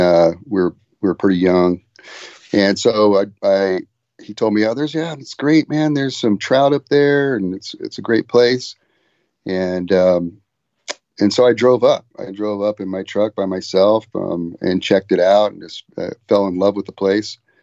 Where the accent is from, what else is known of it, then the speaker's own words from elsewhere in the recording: Ventura, California, United States; I grew up in Ventura, California